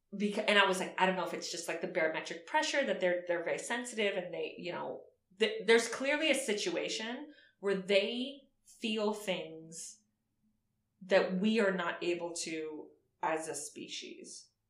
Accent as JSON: {"language": "English", "town": "Miami Beach", "region": "Florida", "country": "United States", "tie": "born or raised there", "said": "growing up in Miami Beach"}